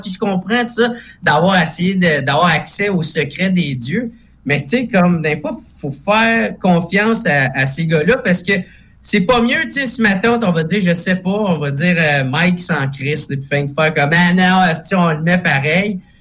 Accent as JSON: {"language": "French", "town": "Gatineau", "region": "Quebec", "country": "Canada", "said": "je viens de Gatineau, à Gatineau à côté d'Ottawa, fait que nous autres, on a plein d'anglicismes"}